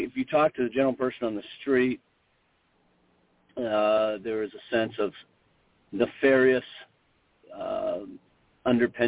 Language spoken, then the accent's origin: English; Canada; moved away as an adult; also born or lived in United States / Minnesota; born Canadian and trained stateside, so I grew up in the Canadian system